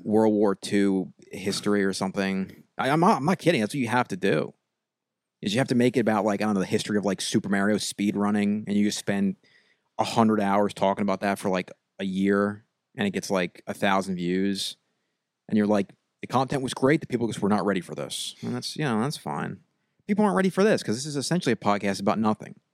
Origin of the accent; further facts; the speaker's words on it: Long Island, New York, United States; I'm from Long Island.